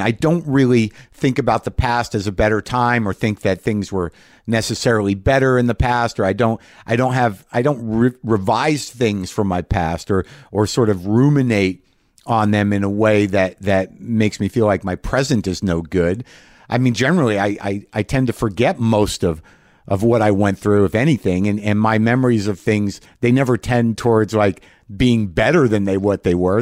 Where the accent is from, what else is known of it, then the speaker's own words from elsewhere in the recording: New Mexico, United States; I grew up in New Mexico